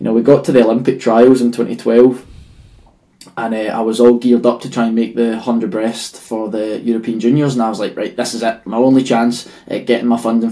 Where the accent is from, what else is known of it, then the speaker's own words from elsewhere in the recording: Stirling, Scotland, United Kingdom; the atmosphere I was raised in Stirling